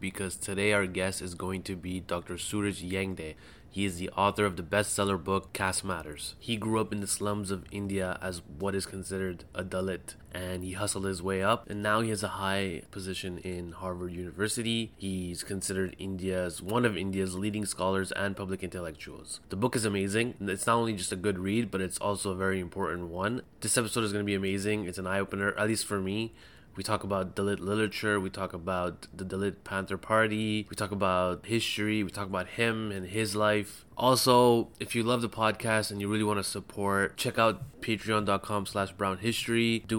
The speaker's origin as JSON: {"language": "English", "country": "Canada", "tie": "born or raised there", "said": "I grew up in Canada"}